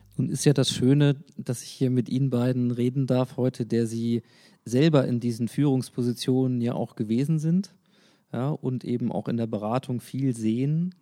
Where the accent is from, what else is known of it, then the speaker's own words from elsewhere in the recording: Hanover, Lower Saxony, Germany; Als Hannoveraner